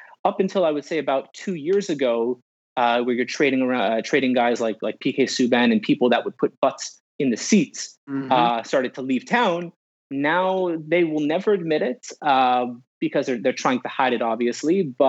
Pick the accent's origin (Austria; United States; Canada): Canada; Montreal, Quebec; pretty lucky to do as a kid growing up in Montreal.